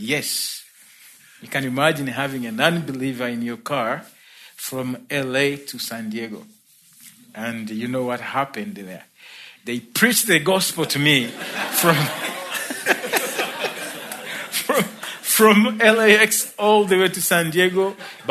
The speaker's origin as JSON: {"language": "English", "country": "Uganda", "tie": "born or raised there", "moved": "as an adult", "lives_now": "United States", "said": "I was born in Uganda in East Africa"}